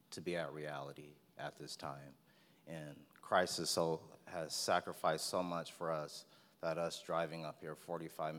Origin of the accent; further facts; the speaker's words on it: Stockton, California, United States; also born or lived in Turlock, California; I was actually born and raised in Stockton, California, on the south side, actually.